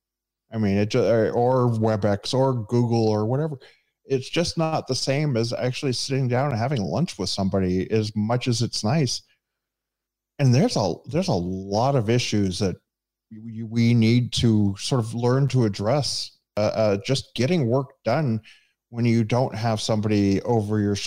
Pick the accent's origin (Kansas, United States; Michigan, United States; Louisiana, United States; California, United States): California, United States; the Bay Area; now in Orlando, United States; I'm from the Bay Area